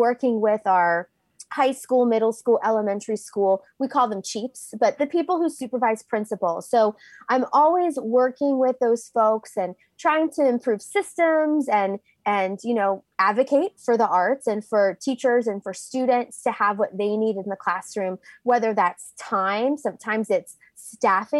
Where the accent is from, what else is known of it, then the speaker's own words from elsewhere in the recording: Pennsylvania, United States; moved away as an adult; also born or lived in West Virginia / Virginia; I grew up in Pennsylvania